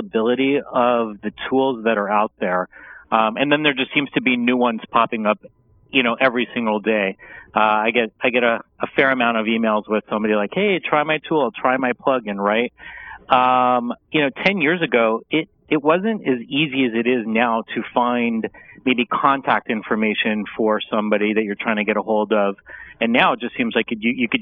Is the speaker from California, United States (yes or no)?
yes; Los Angeles, California, United States; also born or lived in Washington, D.C. / Santa Barbara; born and raised in Los Angeles. I am a local